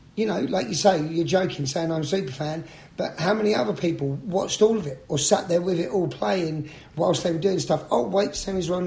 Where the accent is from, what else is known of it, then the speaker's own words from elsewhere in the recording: London, United Kingdom; now in United States; I'm from London